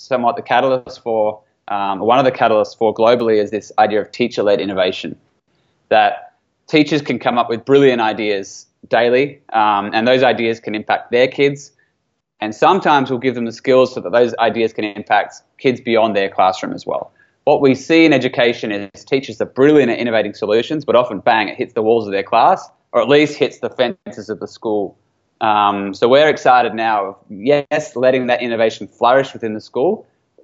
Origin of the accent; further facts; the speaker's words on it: Australia; I spent 7 years in the military as an Australian military officer